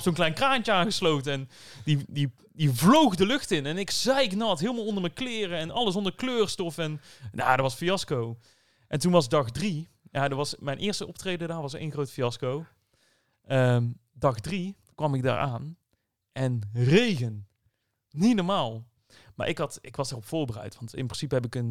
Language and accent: Dutch; Netherlands; Ik ben wel een Nederlander